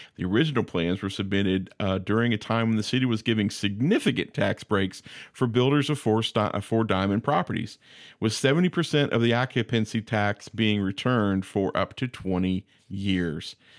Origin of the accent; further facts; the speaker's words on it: United States; we're obviously American